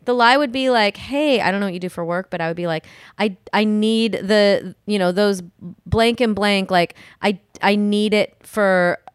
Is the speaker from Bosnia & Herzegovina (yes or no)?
no; Midwest, United States; I'm from the Midwest